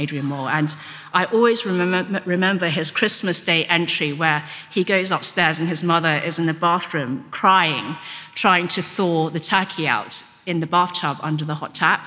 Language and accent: English; Hong Kong; first language Cantonese; English is a second language; moved away; I was brought up in Hong Kong, so I was brought up speaking Cantonese